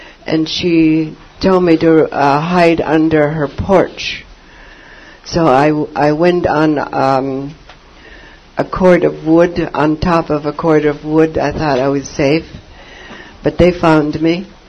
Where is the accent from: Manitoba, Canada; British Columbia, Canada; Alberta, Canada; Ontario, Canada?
British Columbia, Canada; Port Renfrew; I'm from Port Renfrew, Vancouver Island